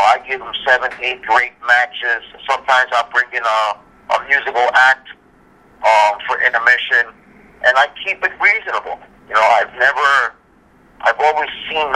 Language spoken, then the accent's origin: English; New York City, New York, United States; I'm from Brooklyn myself.